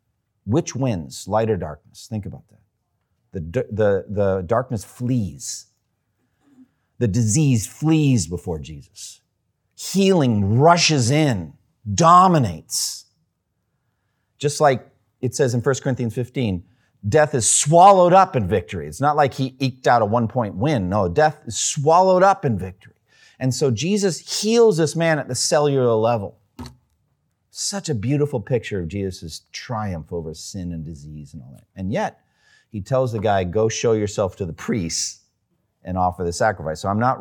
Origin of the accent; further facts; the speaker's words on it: Massachusetts, United States; I'm from Eastern Massachusetts. It wasn't a hunting culture there.